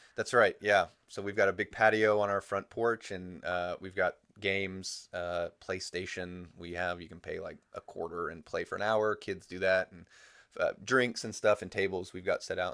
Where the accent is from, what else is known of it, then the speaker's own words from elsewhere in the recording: United States; moved away as an adult; being an American